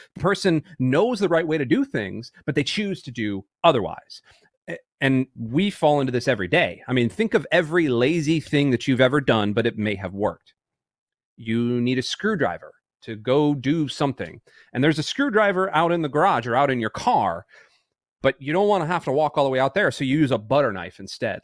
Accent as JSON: {"language": "English", "town": "Tampa", "region": "Florida", "country": "United States", "said": "I'm from Tampa"}